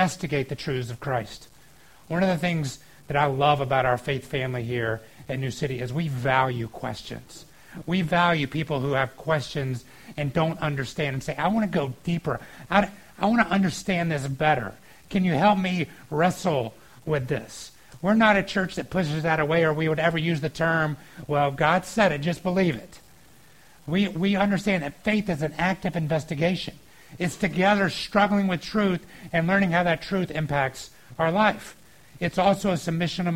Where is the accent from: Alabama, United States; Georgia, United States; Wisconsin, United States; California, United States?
Georgia, United States; moved away; I grew up in Georgia, and we had this water park there called Whitewater